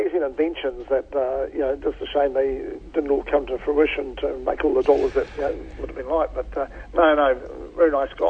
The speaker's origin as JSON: {"language": "English", "town": "Hamilton", "region": "Waikato", "country": "New Zealand", "tie": "born or raised there", "also_born_or_lived": "Whatawhata / Te Awamutu / Australia", "said": "Yeah, I was born in Hamilton. Obviously, my early childhood, I can't remember all of it, but I was actually born when my parents were actually living in Whatawhata, for a short time, and then moved to Hamilton."}